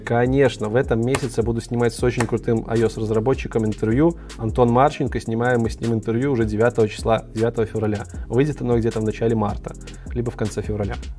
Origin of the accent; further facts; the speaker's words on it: Minsk, Belarus; Я из Беларуси, Минск